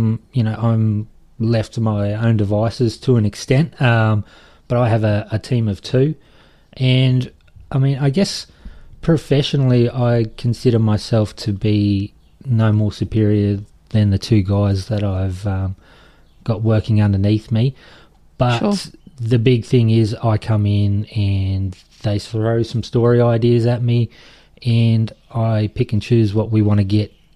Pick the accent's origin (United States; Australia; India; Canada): Australia; Toowoomba, Queensland; I've moved back to Toowoomba, my hometown